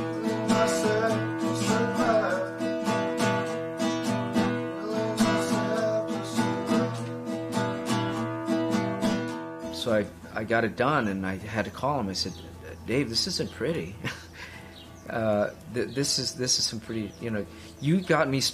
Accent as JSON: {"language": "English", "town": "East Los Angeles", "region": "California", "country": "United States", "tie": "born or raised there", "said": "growing up in East"}